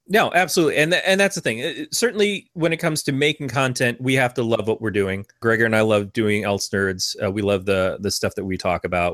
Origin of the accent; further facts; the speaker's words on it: Michigan, United States; now in California, United States; I grew up in Michigan